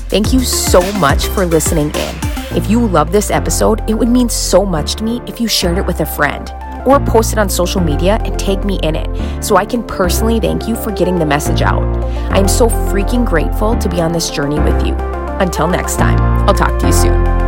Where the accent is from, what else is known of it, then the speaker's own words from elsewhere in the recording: North Dakota, United States; I am from North Dakota.